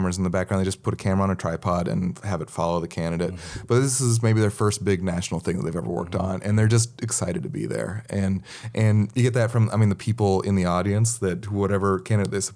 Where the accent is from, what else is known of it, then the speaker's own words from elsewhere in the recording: Montana, United States; moved away; also born or lived in Seattle; I grew up in Montana